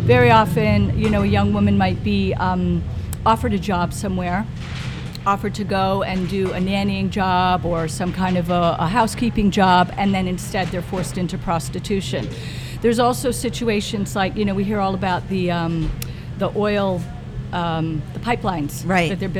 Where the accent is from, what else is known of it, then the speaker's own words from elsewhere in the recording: Webster, New Hampshire, United States; moved away as an adult; now in Southampton, United States; I grew up in a very small town called Webster.